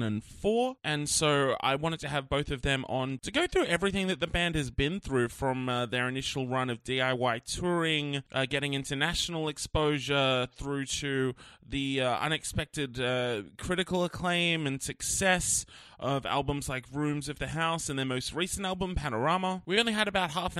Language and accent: English; Wollongong, New South Wales, Australia; my hometown of Wollongong